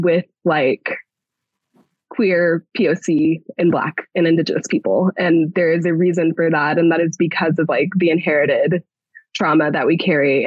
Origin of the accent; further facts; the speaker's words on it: Texas, United States; moved away; I'm a Texan. Like I grew up in Texas, moved out here